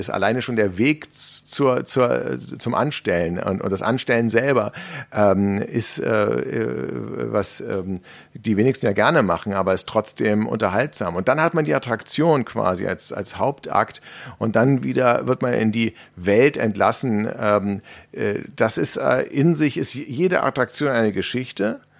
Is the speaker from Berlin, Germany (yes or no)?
yes; Berlin, Germany; ich als Berliner, ja, bin ja jetzt mit Freizeitparks in meiner Umgebung nicht so wahnsinnig gesegnet.